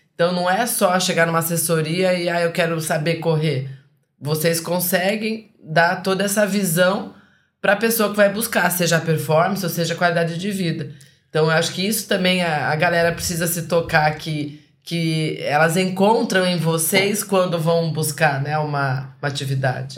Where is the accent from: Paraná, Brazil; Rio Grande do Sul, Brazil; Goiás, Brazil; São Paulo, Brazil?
Paraná, Brazil; Curitiba; now in Espírito Santo, Brazil; eu que fui criada lá no, no sul, em Curitiba